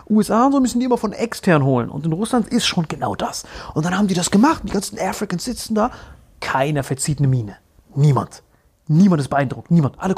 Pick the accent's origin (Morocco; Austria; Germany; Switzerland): Morocco; Nein, oder? was für Kentucky? Ich bin aus Marokko. Ich habe auch meinen marokkanischen Ausweis dann gezeigt.